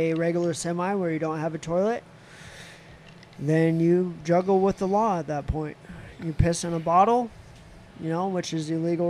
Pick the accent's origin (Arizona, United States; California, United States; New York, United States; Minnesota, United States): Arizona, United States; I'm from Arizona.